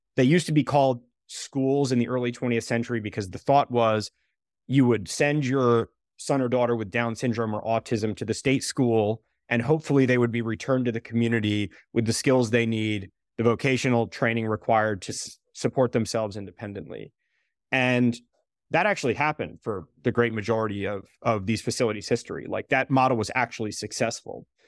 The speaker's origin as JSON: {"language": "English", "town": "Southbury", "region": "Connecticut", "country": "United States", "tie": "born or raised there", "said": "my hometown in Connecticut, we had a huge facility for people with developmental disabilities"}